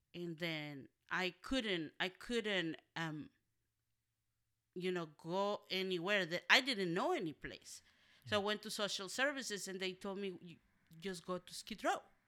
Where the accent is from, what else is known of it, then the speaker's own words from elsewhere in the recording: Monterrey, Nuevo León, Mexico; moved away; also born or lived in Matehuala, San Luis Potosí, Mexico / Los Angeles; I was raised by an aunt, one of my, my mom's older sisters, and, uh, we live in different cities. I live in Monterrey, Nuevo León, Mexico, and I was born in Matehuala, San Luis Potosí, Mexico.